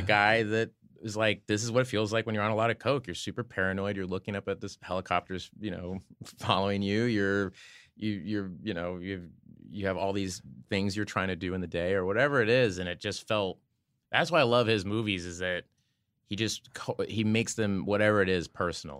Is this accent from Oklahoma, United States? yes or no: yes; Oklahoma, United States; I'm from Oklahoma